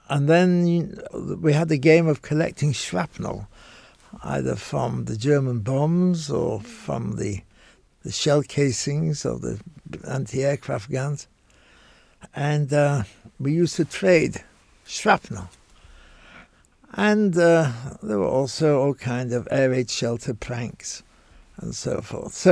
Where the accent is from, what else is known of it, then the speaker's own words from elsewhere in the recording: Manchester, North West England, United Kingdom; moved away; I was born in Manchester, a textile city uh, spewing forth.